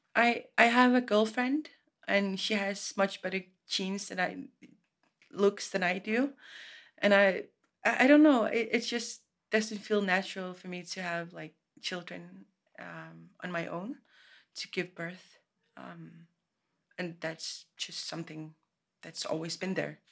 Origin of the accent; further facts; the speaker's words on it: Greenland; I'm from Greenland.